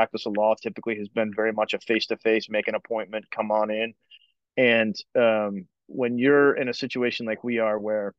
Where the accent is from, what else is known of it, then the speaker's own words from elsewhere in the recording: Orlando, Florida, United States; moved away as an adult; settled down back in Orlando where I grew up